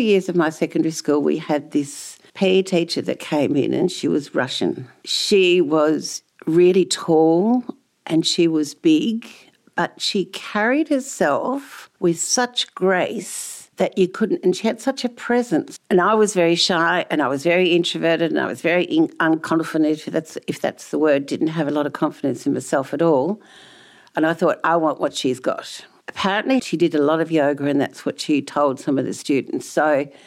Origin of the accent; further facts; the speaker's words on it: the Dandenongs, Victoria, Australia; also born or lived in Netherlands; I was born in Holland and we immigrated out here when I was 8, moved to the Dandenongs and spent most of my childhood, I suppose, in the Dandenongs or around there